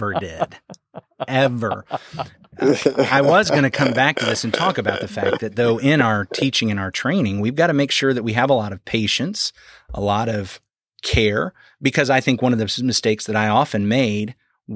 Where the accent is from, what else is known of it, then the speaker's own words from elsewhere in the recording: Arkansas, United States; moved away; I was from Arkansas because back then we could get our permits at 14